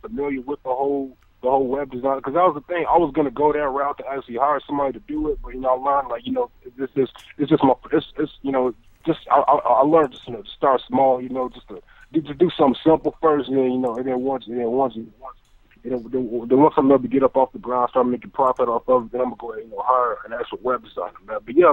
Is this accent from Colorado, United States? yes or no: no; Texas, United States; now in California, United States; I'm actually in California. I'm from Texas